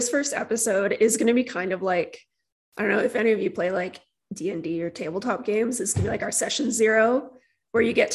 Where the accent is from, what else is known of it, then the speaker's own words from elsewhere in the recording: St. Albert, Alberta, Canada; I was born and raised here in Alberta, mostly grew up right here in St. Albert.